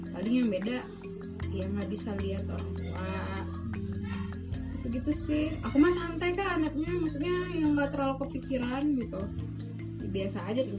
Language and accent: Indonesian; Pontianak, West Kalimantan, Indonesia; now in Bandung, Indonesia; aku asli Kalimantan pak